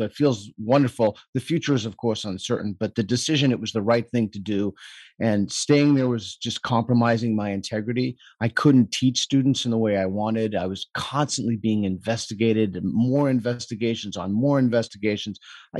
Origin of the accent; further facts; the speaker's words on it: Boston, Massachusetts, United States; Massachusetts, Boston, Massachusetts, right outside of Boston.